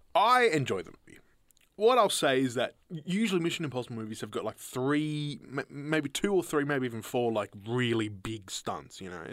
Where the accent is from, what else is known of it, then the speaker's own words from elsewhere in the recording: Horsham, Victoria, Australia; We were in country Victoria